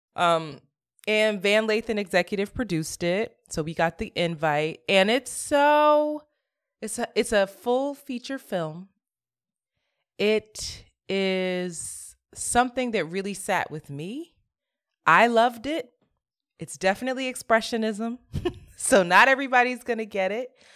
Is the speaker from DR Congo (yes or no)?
no; Philadelphia, Pennsylvania, United States; I grew up in Philly doing a lot of servant leadership